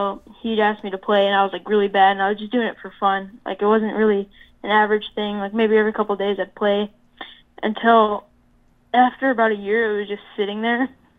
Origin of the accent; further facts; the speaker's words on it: Fishers, Indiana, United States; I'm from Fishers, Indiana.